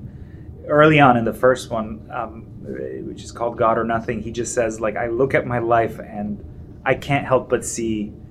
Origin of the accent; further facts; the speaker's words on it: Iran; moved away; I'm from Iran and this kind of secular milieu, but in a very religious society